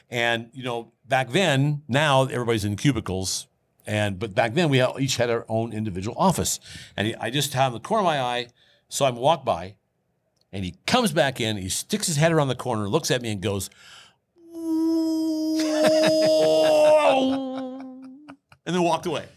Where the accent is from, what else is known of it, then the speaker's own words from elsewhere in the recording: Boone, Iowa, United States; I was working for a Dodge dealership in my hometown of Boone, Iowa